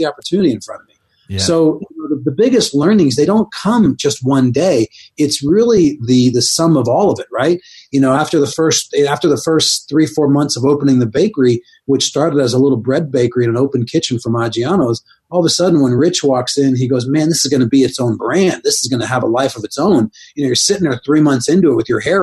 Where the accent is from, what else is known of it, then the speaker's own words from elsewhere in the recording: East Coast, United States; moved away as an adult; growing up on the East Coast